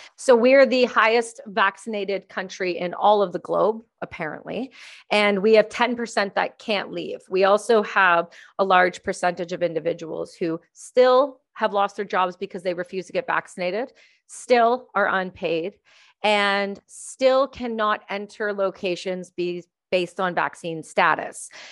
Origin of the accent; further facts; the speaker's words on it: Canada; now in British Columbia, Canada; being a Canadian